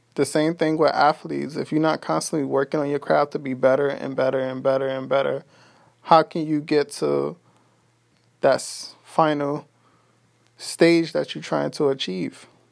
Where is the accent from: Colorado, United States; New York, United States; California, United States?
New York, United States; New York City; now in Texas, United States; I'm from Brooklyn, New York. I currently live in Texas